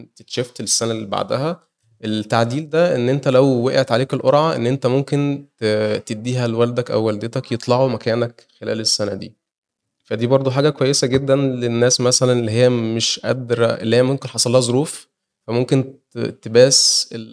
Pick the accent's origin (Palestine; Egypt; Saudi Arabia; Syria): Egypt; احنا كلنا كمصريين